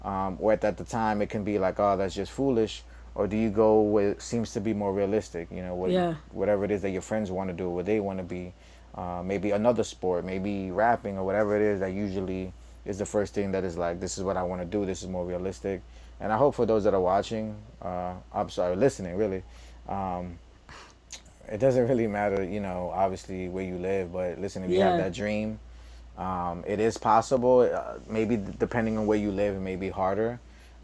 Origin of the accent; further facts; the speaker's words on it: New York City, New York, United States; me growing up in East New York